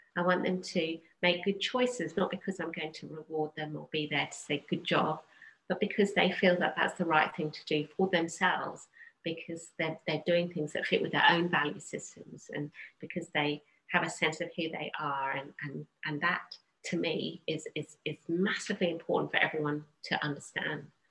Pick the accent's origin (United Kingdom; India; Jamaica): United Kingdom; England; I grew up in England